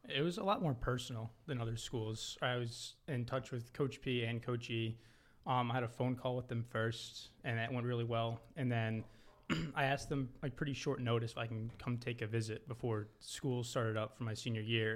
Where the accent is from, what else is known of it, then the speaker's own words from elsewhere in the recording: Long Island, New York, United States; I'm from Long Island, New York